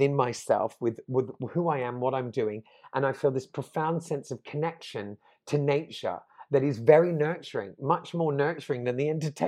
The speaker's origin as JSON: {"language": "English", "country": "Australia", "tie": "born or raised there", "also_born_or_lived": "London", "moved": "yes", "lives_now": "Portugal", "said": "growing up in Australia in the 80s"}